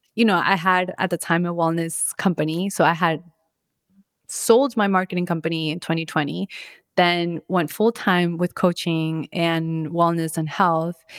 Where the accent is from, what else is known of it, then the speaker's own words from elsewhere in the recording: Orlando, Florida, United States; also born or lived in Bogota, Colombia; now in Miami, United States; I was born in Colombia and Bogota, Colombia, and I moved to the States when I was five. Then I grew up in Orlando, then officially moved to Miami